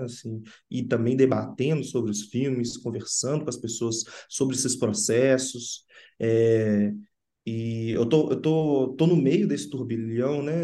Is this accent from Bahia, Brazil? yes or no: no; Sabará, Minas Gerais, Brazil; also born or lived in Belo Horizonte; a minha cidade onde eu cresci é em Sabará, que fica na região metropolitana